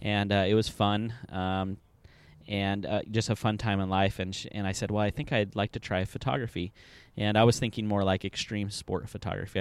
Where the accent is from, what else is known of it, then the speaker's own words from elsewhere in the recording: Southern California, United States; moved away as an adult; now in Indianapolis, United States; originally, I am from Southern California